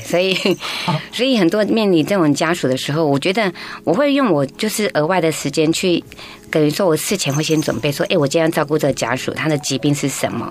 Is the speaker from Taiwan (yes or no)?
yes; Taiwan; 我平常在部落长大